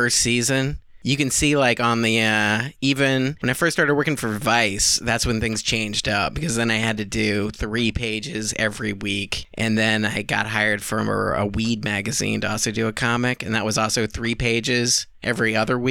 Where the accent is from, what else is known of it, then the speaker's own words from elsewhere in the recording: Newport News, Virginia, United States; now in New York, United States; I'm from Virginia. I'm from Newport News